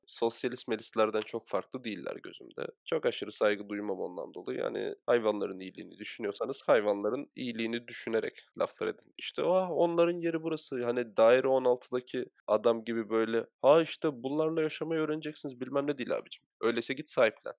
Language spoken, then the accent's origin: Turkish; Çatalca, Istanbul, Turkey; biz zaten Çatalca gibi bir yerde büyüdük.